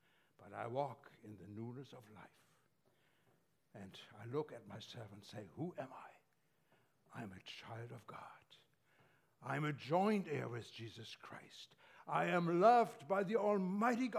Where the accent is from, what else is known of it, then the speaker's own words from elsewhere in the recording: Germany; moved away; I grew up in Germany, as you probably noticed from my accent